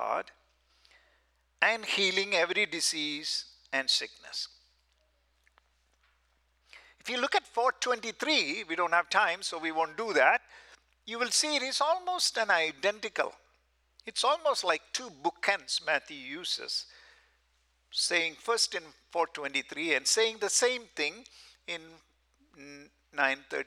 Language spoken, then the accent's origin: English; South India, India; moved away as an adult; also born or lived in Southern California; We are from South India